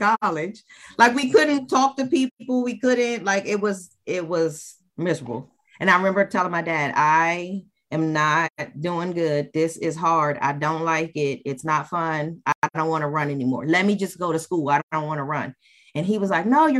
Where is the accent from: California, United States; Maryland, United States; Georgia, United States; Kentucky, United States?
Maryland, United States; moved away as an adult; now in New Jersey, United States; I grew up in Maryland